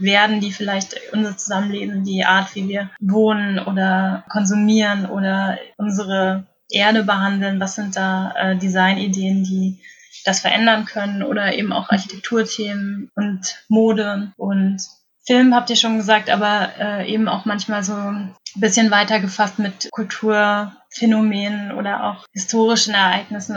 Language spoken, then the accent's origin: German; an hour south of Kassel, Hesse, Germany; ich bin nicht in Kassel direkt aufgewachsen, sondern so eine Stunde südlich noch davon